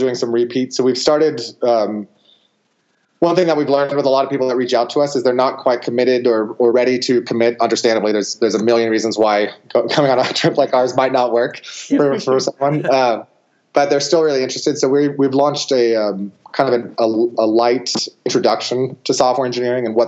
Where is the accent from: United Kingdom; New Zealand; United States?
United States; Truckee, California; a course in my hometown, actually, of Truckee, California, which is just near Lake Tahoe, California